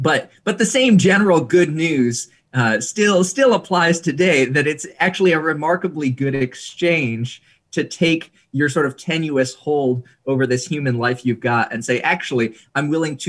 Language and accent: English; Indonesia; I was about 7 years old and I was growing up in Indonesia, which was going through some political upheaval at the time.